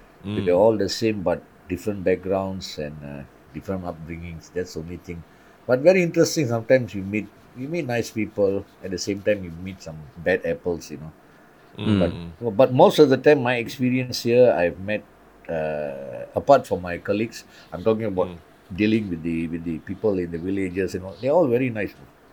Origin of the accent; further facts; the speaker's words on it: Singapore; And I go there when they ask me where I'm from, I say, I'm from Singapore.